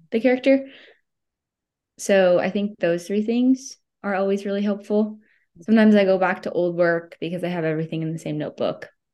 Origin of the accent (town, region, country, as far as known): United States